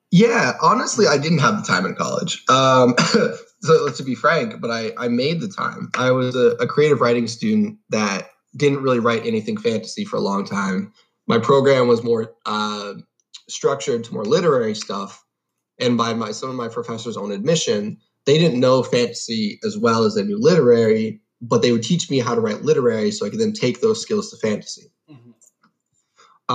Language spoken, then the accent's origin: English; Long Island, New York, United States; also born or lived in Guelph, Ontario, Canada; I was born in Guelph, Ontario, uh, and I moved to the United States when I was about seven um, my dad got a new job in Long Island